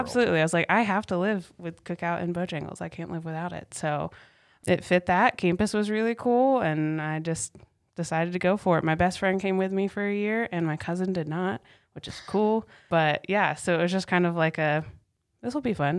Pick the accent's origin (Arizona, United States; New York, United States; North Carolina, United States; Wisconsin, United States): North Carolina, United States; Cary; also born or lived in Apex; I grew up in the Raleigh area. It's a suburb of Raleigh called Cary.